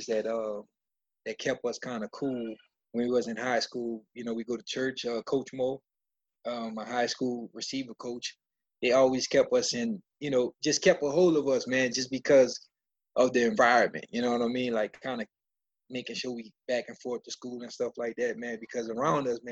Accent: New Orleans, Louisiana, United States; I grew up in the Ninth Ward.

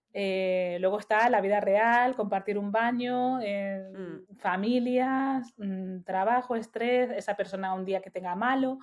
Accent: Spain; moved away as an adult; now in United States; Somos dos españolas viviendo en diferentes partes de Estados Unidos

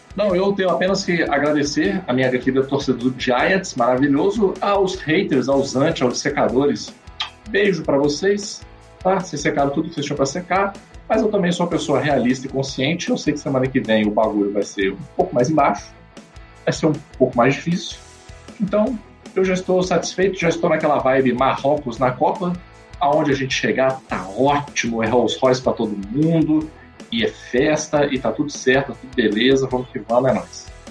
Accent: Brazil; eu sou brasileiro

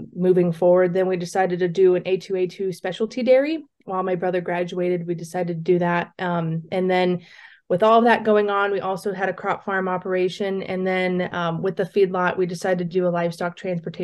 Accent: Southwest Ohio, United States; I am originally from Southwest Ohio, and I grew up on a very diverse farm operation

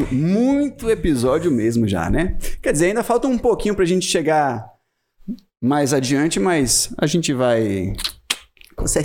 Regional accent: Chile; moved away as an adult; now in Vale do Capão, Brazil; Sou chilena.

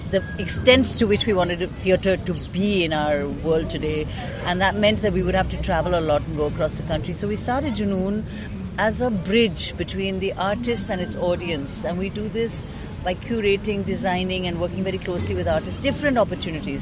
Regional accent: India; being an Indian

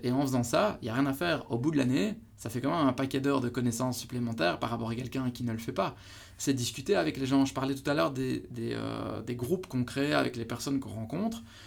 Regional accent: Belgium; chez nous en Belgique

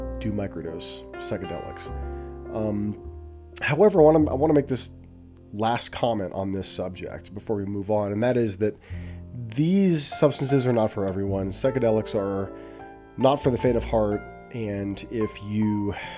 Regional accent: Southern California, United States; I was growing up in Southern California in a household with my mother and my twin brother and our dog Buster

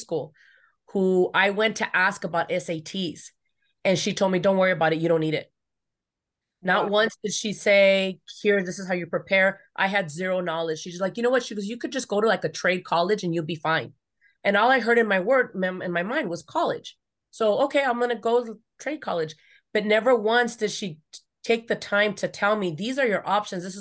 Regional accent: Los Angeles, California, United States; I grew up here in the San Fernando Valley, you know, outskirts

